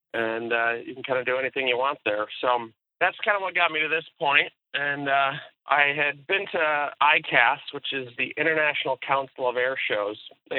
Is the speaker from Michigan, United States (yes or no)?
yes; Michigan, United States; Yes, I grew up in Michigan